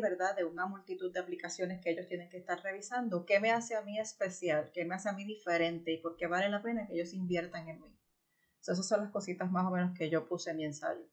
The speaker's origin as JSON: {"language": "Spanish", "country": "Puerto Rico", "tie": "born or raised there", "moved": "as an adult", "lives_now": "United States", "said": "yo crecí en Puerto Rico"}